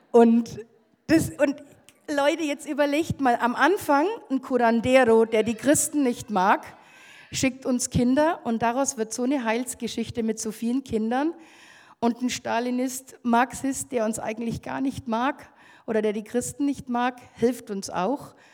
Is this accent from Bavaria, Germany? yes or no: yes; Bavaria, Germany; Und also ich komme aus Oberfranken.